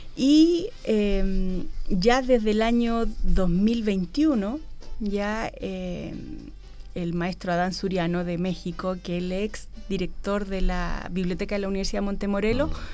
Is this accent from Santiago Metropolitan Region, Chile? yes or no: no; Valparaíso, Chile; also born or lived in Los Ángeles, Chile; Después volví a Valparaíso, a mi ciudad natal.